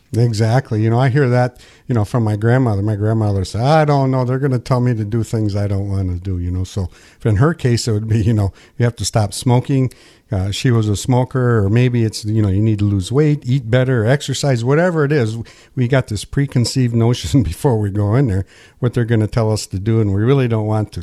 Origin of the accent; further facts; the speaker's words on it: Pinconning, Michigan, United States; So, born and raised here, and I didn't move far